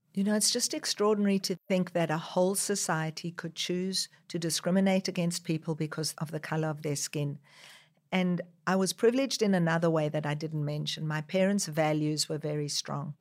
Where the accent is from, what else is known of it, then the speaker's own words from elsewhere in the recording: South Africa; also born or lived in Israel; now in Australia; growing up in South Africa where people were discriminated against just because of the color of their skin and then coming to Israel